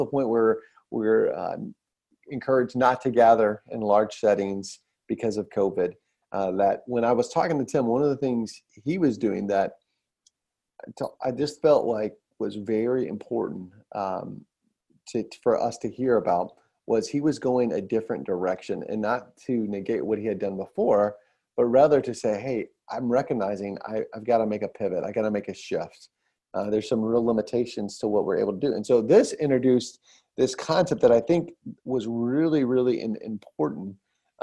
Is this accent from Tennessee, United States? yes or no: no; Atlanta, Georgia, United States; I'm from Atlanta